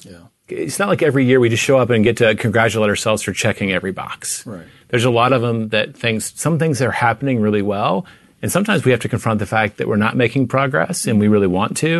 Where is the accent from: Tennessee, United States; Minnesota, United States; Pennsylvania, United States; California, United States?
Tennessee, United States; now in Texas, United States; I grew up in Tennessee